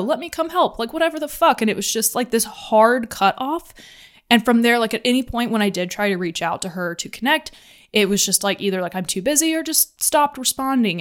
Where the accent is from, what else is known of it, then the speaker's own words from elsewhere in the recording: Atlanta, Georgia, United States; moved away; I grew up in Atlanta